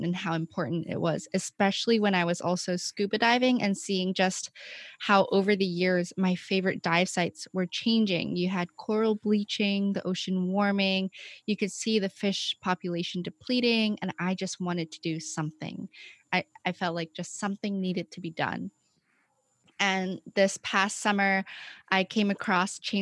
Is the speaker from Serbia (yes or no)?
no; Hong Kong; now in Boston, United States; I'm from Hong Kong, and I'm currently at Boston University